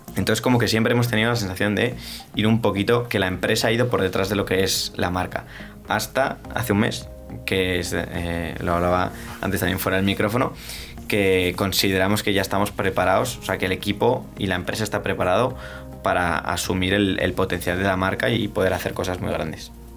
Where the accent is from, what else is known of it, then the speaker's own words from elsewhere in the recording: Spain; somos los españoles